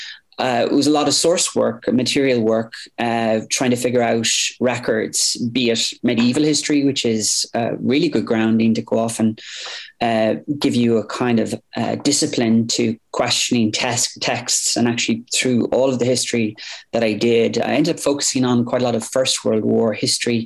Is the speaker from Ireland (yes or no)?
yes; Limerick, Munster, Ireland; moved away as an adult; also born or lived in Washington, District of Columbia, United States; I grew up in Limerick